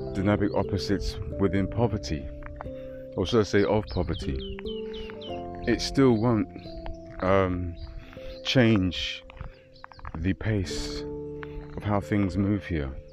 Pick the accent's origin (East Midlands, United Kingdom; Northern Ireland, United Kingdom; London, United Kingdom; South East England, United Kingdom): London, United Kingdom; moved away as an adult; myself born and raised in London